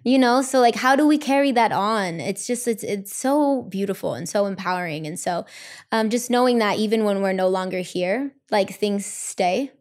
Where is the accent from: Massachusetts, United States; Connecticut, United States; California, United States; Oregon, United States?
California, United States; Los Angeles; I'm Mexican American. I was born and raised here in L